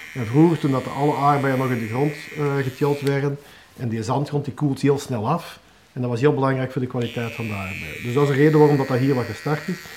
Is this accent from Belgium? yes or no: yes; Hoogstraten, Flanders, Belgium; ik ben ik geboren en getogen in Hoogstraten